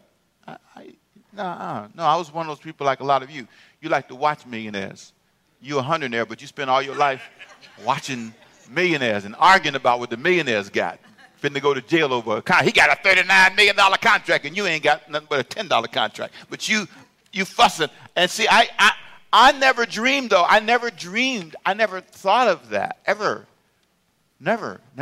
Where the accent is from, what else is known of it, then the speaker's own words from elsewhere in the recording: Los Angeles, California, United States; I grew up in South Central LA.